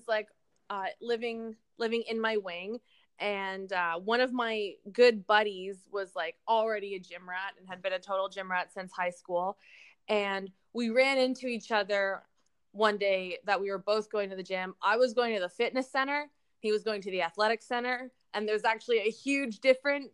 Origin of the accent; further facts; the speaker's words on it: Toronto, Ontario, Canada; also born or lived in New Brunswick; I was born and raised in Toronto, Ontario